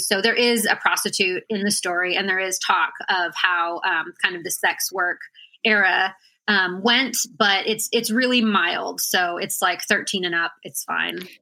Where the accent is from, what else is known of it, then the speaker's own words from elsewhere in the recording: Washington, United States; moved away as an adult; also born or lived in Juneau, Alaska; I was born in Juneau, Alaska, and then um, I spent most of my growing up years in Washington. So, I think from about six to 18, I was in Washington